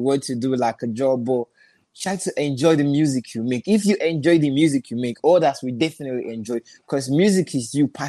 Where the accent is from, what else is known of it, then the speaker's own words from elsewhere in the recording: Lagos, Nigeria; also born or lived in Anambra State; Originally, I'm from Anambra State, but I live in Lagos. You know, I live in Lagos. Grew up in Lagos, make music in Lagos